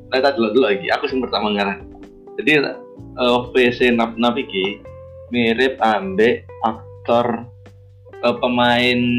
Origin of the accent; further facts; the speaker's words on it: Central Java, Indonesia; anjir gue Jawa Tengah.